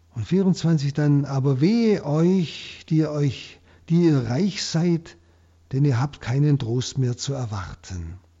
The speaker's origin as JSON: {"language": "German", "country": "Germany", "said": "hier bei uns in Deutschland"}